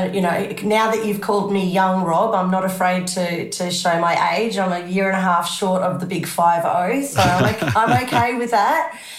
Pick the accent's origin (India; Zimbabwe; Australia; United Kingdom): Zimbabwe; moved away; Oh, absolutely. You know, we had a big property, you know, with the division of black and white, we were very well off.